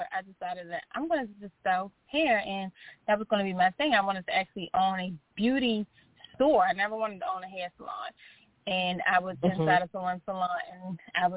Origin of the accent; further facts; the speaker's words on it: Baltimore, Maryland, United States; I grew up in Baltimore, Maryland